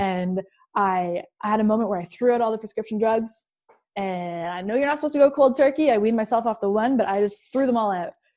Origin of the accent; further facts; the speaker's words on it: Hamilton, Ontario, Canada; I'm from Hamilton, Ontario, Canada. It's a steel town